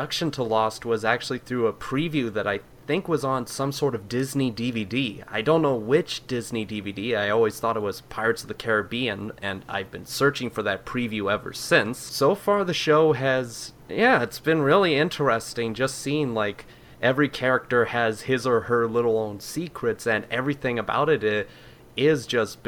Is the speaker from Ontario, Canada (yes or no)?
no; Alberta, Canada; also born or lived in British Columbia; I'm British Columbian, but I've always been Albertan.